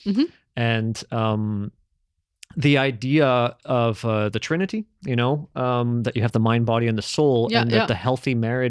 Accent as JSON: {"language": "English", "country": "Philippines", "said": "So as a Filipino, we have this belief that if you see someone without a head, their soul is starting to go."}